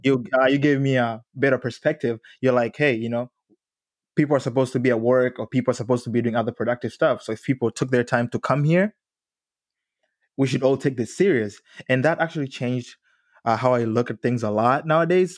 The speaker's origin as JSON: {"language": "English", "country": "Tanzania", "moved": "yes", "said": "I'm originally from Tanzania, and that culture shock when I got here was massive for me"}